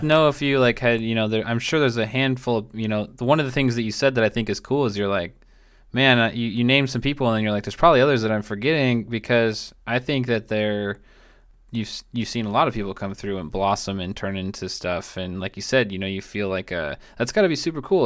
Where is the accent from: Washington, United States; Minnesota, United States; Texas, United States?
Washington, United States; Tacoma; moved away; also born or lived in Marina, California / Salinas, California; I'm from, like, Tacoma, uh, Puyallup area, which is, like, south of Seattle